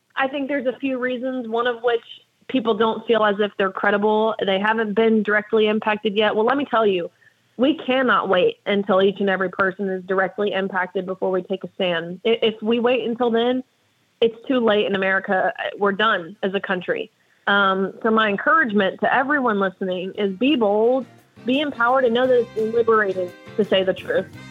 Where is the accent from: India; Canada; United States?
United States; Tennessee; my home state of Tennessee